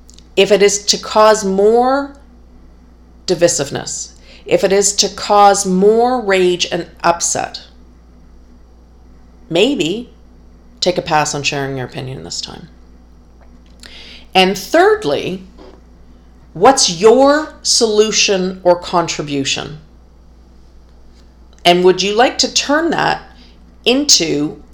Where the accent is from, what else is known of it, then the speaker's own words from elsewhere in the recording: Canada; the freedom and the peace that I enjoy here as a Canadian